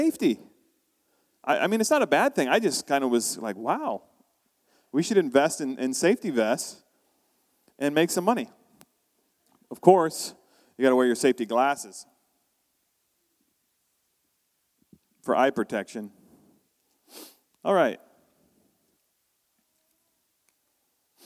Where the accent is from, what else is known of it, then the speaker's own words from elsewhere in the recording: United States; moved away as an adult; now in Canada; I'm from the U.S., I'm American